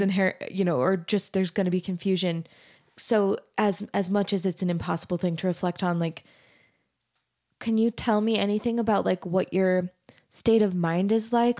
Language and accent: English; Mesa, Arizona, United States; moved away as an adult; also born or lived in Denton, Texas; I grew up in Arizona, in Mesa, Arizona